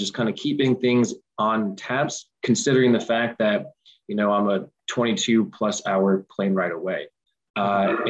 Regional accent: Scotch Plains, New Jersey, United States; growing up in Scotch Plains, you know, I'm fortunate to live in a connected community

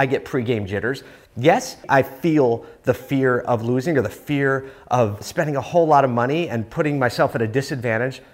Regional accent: Philadelphia, Pennsylvania, United States; my hometown of Philly

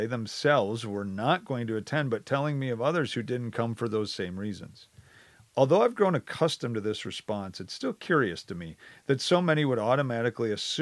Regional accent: Wisconsin, United States; I grew up in Wisconsin my whole life.

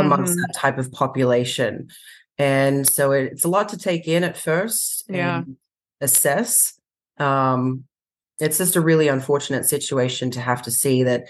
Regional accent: Australia; moved away as an adult; also born or lived in San Diego County, California; now in United States; I was born and raised in Australia. So I worked for the Sydney RSPCA in Australia

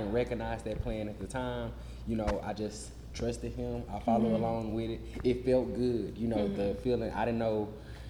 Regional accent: Little Rock, Arkansas, United States; I was born and raised in Little Rock, Arkansas

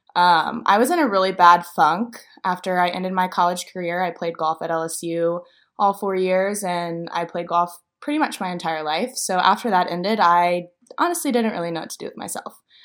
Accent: Louisiana, United States; moved away as an adult; now in Nashville, United States; I'm from Louisiana

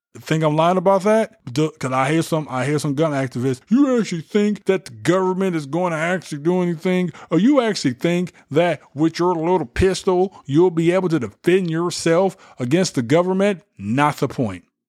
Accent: United States; As American citizens

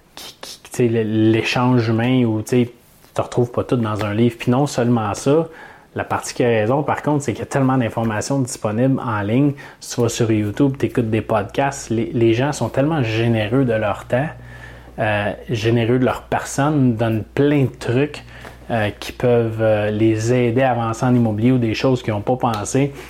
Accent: Canada; j'ai pris des formations pour investir en Floride en tant que Canadien

